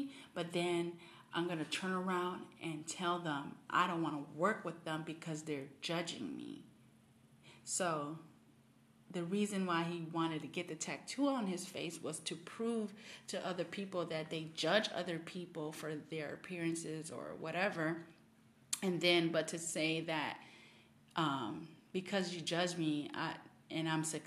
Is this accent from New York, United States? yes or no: no; Miami, Florida, United States; moved away; I'm originally from Miami